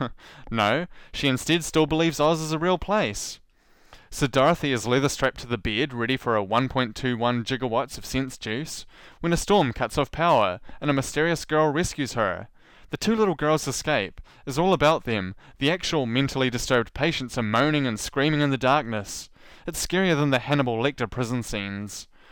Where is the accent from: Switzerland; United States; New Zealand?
New Zealand; accent: New Zealand; my New Zealand accent